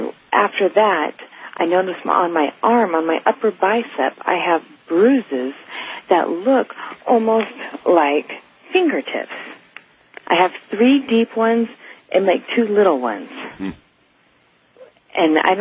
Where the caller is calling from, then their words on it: California, United States; I'm calling from California.